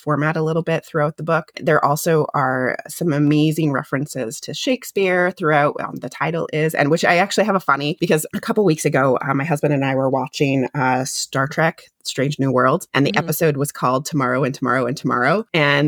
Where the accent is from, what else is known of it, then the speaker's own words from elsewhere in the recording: California, United States; moved away as an adult; also born or lived in Boston; growing up in California, going to Boston for college